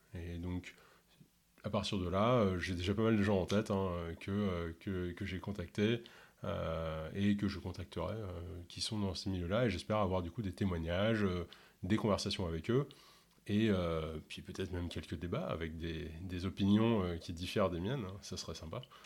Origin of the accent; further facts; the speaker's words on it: Ontario, Canada; first language English; French is a second language; je suis originaire de l'Ontario, où on parle majoritairement anglais, et du coup, bah, je suis euh, complètement bilingue, hein, et même l'anglais est ma première langue